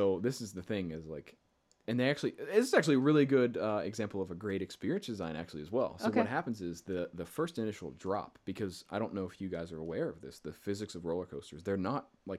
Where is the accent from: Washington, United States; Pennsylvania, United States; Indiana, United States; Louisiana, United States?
Pennsylvania, United States; Pittsburgh; It's in Ohio, so I'm originally from Pittsburgh.